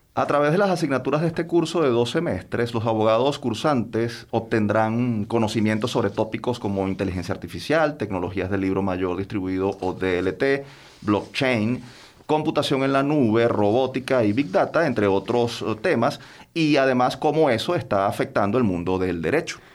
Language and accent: Spanish; Venezuela